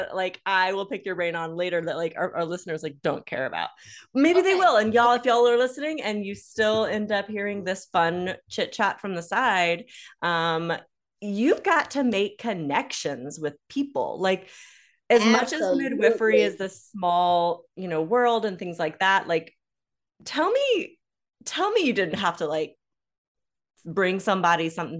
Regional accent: Lacombe, Louisiana, United States; moved away; also born or lived in Mandeville / Covington / Folsom; I was born at a little house in Lacombe. Okay. Yep. So I grew up in Lacombe, Mandeville, Covington, Folsom area.

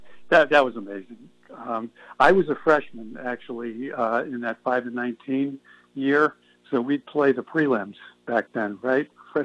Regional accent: East Hartford, Connecticut, United States; I'm from East Hartford, which is a half hour away from the store's campus

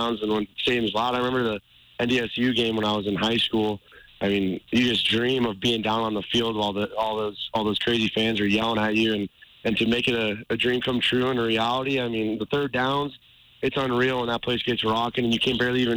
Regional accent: Montana, United States; we're all from Montana

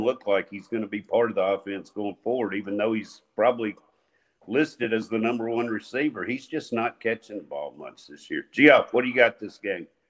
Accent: Nashville, Tennessee, United States; we are from Metro Nashville

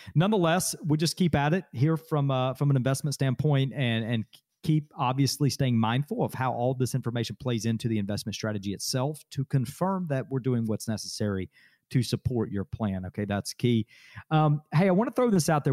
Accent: Adairsville, Georgia, United States; Daresville, my hometown

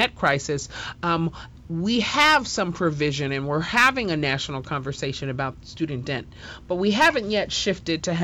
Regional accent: New York, United States; accent: New York; that's my New York accent coming out

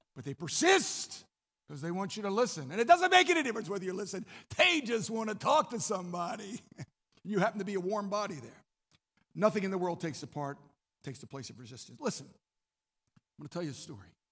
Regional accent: Maryland, United States; I'm from Maryland.

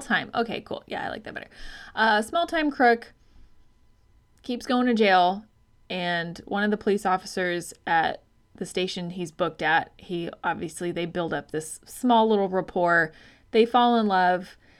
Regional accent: Arizona, United States; I'm from Arizona

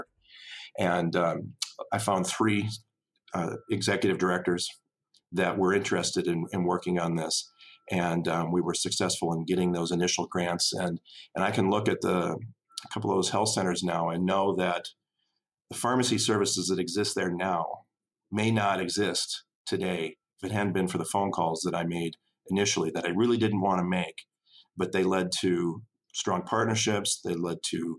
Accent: Tyler, Minnesota, United States; I grew up in Tyler, Minnesota, population 1,250 people in southwestern Minnesota.

